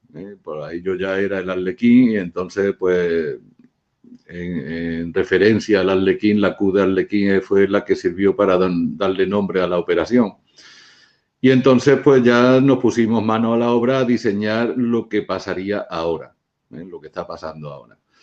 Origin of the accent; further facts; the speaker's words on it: Spain; yo soy español